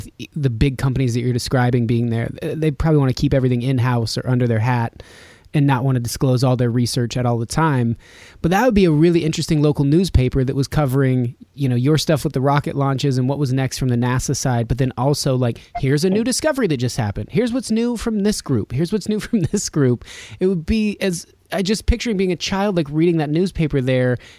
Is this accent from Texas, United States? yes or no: no; Reno, Nevada, United States; moved away; I grew up in Reno, which is a similar population